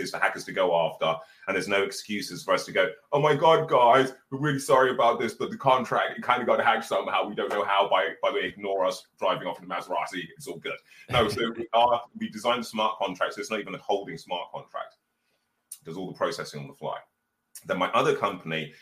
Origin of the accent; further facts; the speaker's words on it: Birmingham, West Midlands, United Kingdom; So I'm actually from a council estate in Birmingham